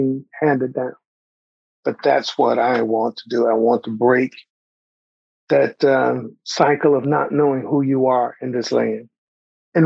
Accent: Pine Bluff, Arkansas, United States; now in Kansas City, United States; I'm 71 years old and I live in Kansas City, Missouri. I grew up in Pine Bluff, Arkansas

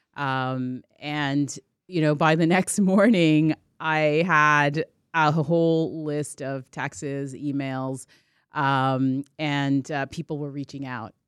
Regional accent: Toronto, Ontario, Canada; I'm a kid from Scarborough, that's where I grew up

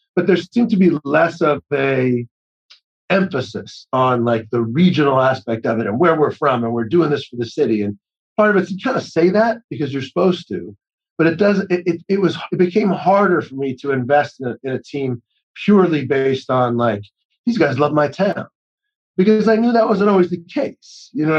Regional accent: New England, United States; I grew up in New England.

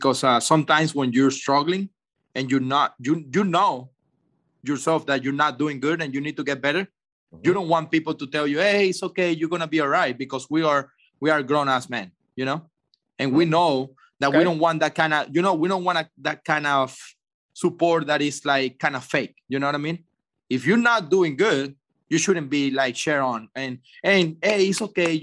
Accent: Venezuela; moved away as an adult; in Venezuela, in my home country

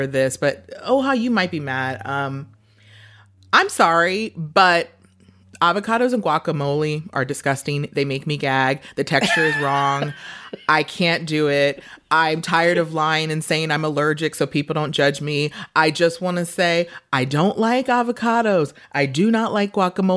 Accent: New York City, New York, United States; moved away as an adult; now in Los Angeles, United States; I just moved to LA. I am from Brooklyn.

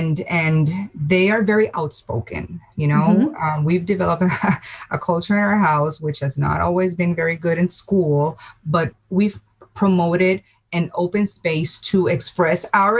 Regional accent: Puerto Rico; moved away as an adult; now in United States; I'm Puerto Rican. I'm from Puerto Rico. Yes. Okay. And I moved to the States 6.5 years ago

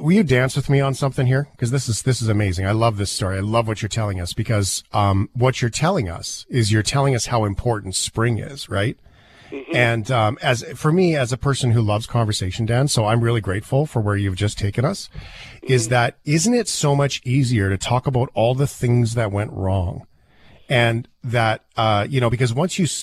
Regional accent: Flin Flon, Manitoba, Canada; now in Calgary, Canada; I'm in Calgary, but I was born in Flin Flon, so I've been in and out a bunch of times

